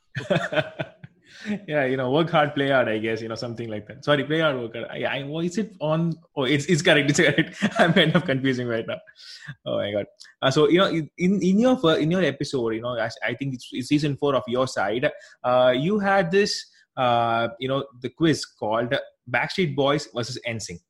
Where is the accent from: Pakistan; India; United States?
India; South India; I'm actually from India. Here we don't actually use those uh, that much, at least in our south part of the country